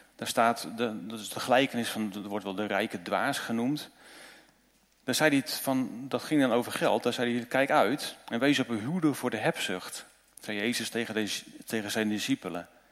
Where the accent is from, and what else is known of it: Netherlands